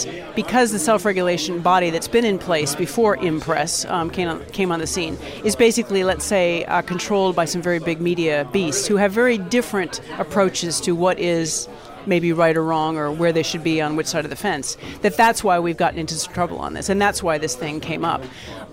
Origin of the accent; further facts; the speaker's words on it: United States; accent: American; moved away as an adult; now in United Kingdom; As an American who's lived outside of America now for over 25 years, it's kind of strange for me to look back because I don't really feel that American anymore, even though I sound American